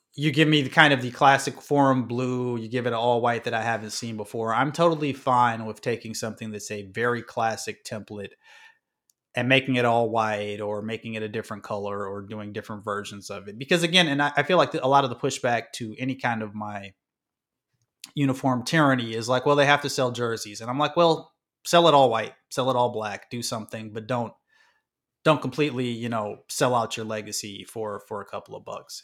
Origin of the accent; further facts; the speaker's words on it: Midwest, United States; I'm from the Midwest